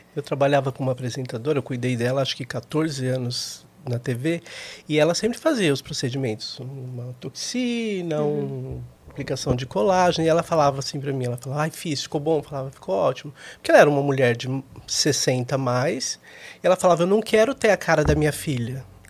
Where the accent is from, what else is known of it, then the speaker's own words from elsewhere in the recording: São Paulo, Brazil; de São Paulo, nascido e criado aqui